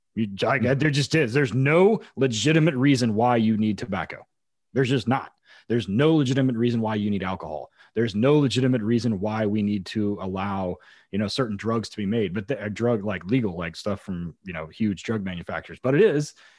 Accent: United States; as an American

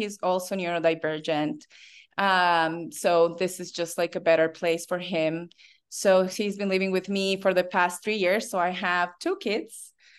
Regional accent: Bolivia; English is a second language; I have to say I was very fortunate because when I was in fourth grade, I was invited to attend this school

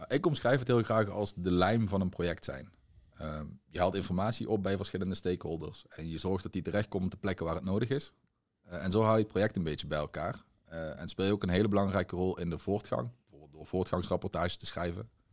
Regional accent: Limburg, Netherlands; moved away as an adult; also born or lived in Tilburg, North Brabant; oorspronkelijk afkomstig uit Limburg, maar ik ben verhuisd naar Brabant om een studie commerciële economie te volgen in Tilburg

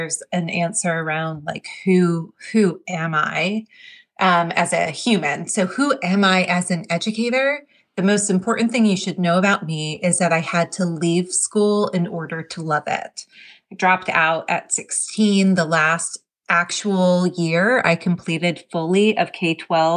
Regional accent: New Jersey, United States; moved away as an adult; also born or lived in the South / the Southwest / the Midwest; growing up in New Jersey

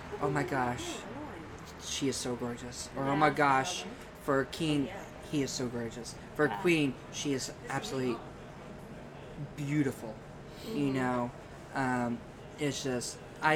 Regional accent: Seymour, Indiana, United States; moved away as an adult; also born or lived in Brown County, Indiana; now in Bloomington, United States; I was born and raised in Seymour, Indiana

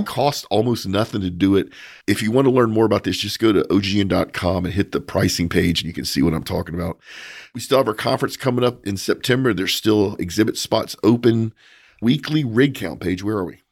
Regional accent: United States; as an American

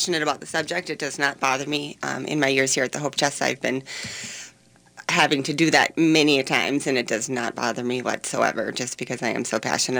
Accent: Orono, Minnesota, United States; I grew up in Orono

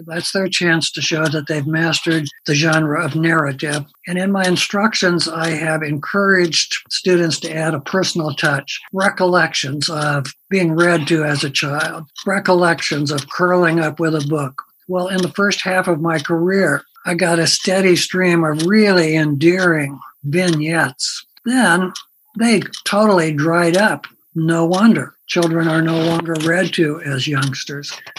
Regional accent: Pella, Iowa, United States; my hometown of Pella, Iowa

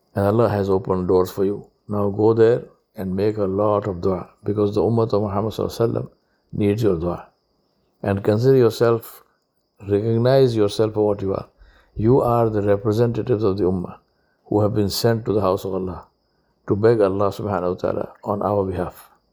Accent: Hyderabad, Telangana, India; I'm from Hyderabad

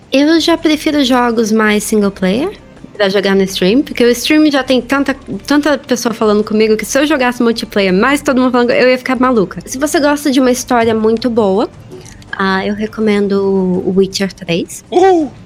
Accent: Brazil; eu sou brasileira

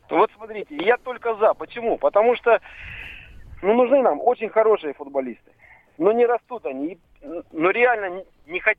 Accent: Volgograd, Volgograd Oblast, Russia; А, здравствуйте. … я из Волгограда.

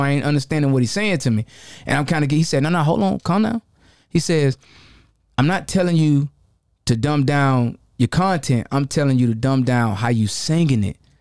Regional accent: Jacksonville, Florida, United States; I grew up, you know, I come from the bottom. I'm from Jacksonville, Florida. I'm a Florida boy

